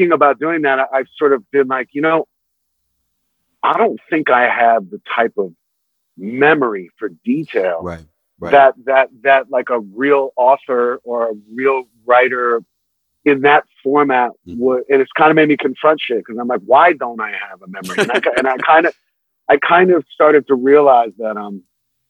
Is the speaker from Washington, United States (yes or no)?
no; New York City, New York, United States; also born or lived in Manhattan, New York; I moved to Brooklyn when I was 6 from Manhattan